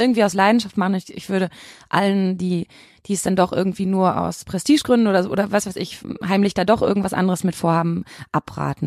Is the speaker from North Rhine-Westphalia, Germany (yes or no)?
yes; Bochum, North Rhine-Westphalia, Germany; also born or lived in Leipzig; now in Cologne, Germany; ich komme aus Bochum